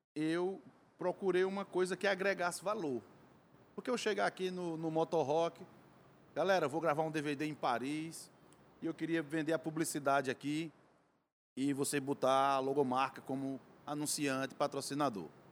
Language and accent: Portuguese; Cariri, Ceará, Brazil; Sou lá do Cariri, terra do Padre Incício